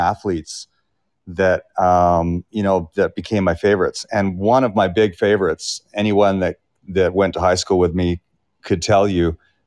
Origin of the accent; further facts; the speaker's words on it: North Vancouver, British Columbia, Canada; It's an unbelievable place to live. And I grew up there and I raised my family there